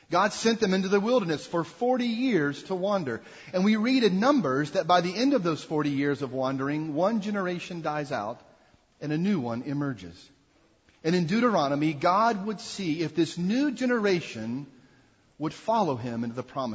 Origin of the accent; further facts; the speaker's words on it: Jackson, Mississippi, United States; now in Lynchburg, United States; growing up in Jackson, Mississippi, we enjoyed summers going to Smithville Stadium